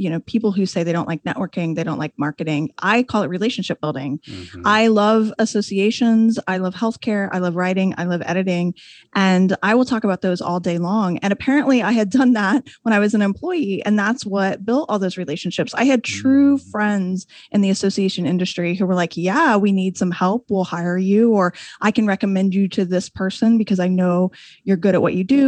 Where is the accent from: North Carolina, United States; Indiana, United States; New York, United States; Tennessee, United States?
Indiana, United States; moved away as an adult; also born or lived in Washington, D.C. area